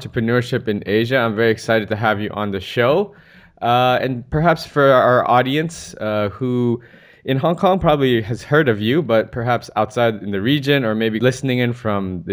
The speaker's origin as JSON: {"language": "English", "country": "United States", "said": "I'm US, I'm from the States, and my parents were first generation immigrants into the US"}